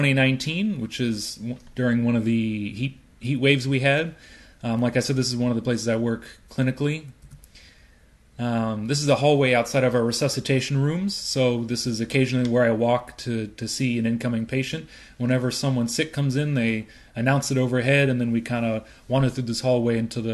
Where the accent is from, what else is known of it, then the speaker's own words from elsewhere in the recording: Chicago, Illinois, United States; moved away as an adult; also born or lived in Urbana, Illinois; now in San Francisco, United States; I grew up in Hyde Park, right here in the South Side